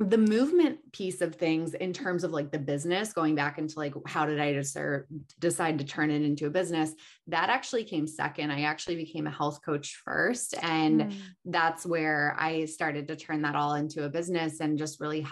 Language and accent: English; Chicago, Illinois, United States; also born or lived in Marina Del Rey, Los Angeles; now in Los Angeles, United States; I'm originally from Chicago. So I grew up in Chicago.